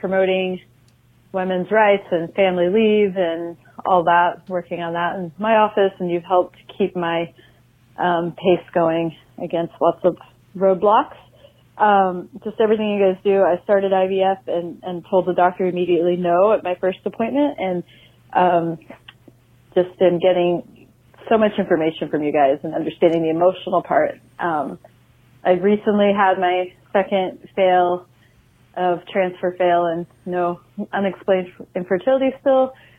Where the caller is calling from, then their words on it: Oregon, United States; Hi, Dory. Hi, Matt. Hi, Bo. … I'm calling from Oregon.